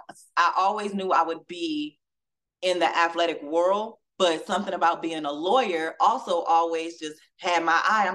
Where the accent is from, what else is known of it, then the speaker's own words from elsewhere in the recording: Southern California, United States; moved away as an adult; now in Louisville, United States; growing up in California